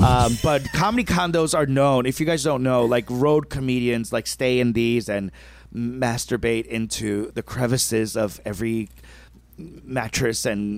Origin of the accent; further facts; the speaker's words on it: New York City, New York, United States; moved away; New York City, obviously, New York is hometown, my hometown.